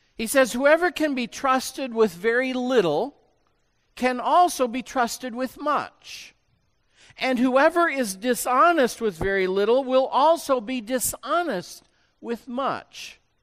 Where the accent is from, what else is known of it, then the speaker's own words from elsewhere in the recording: Illinois, United States; I grew up on a farm and I can just see this whole process happening on farms, where I grew up in Illinois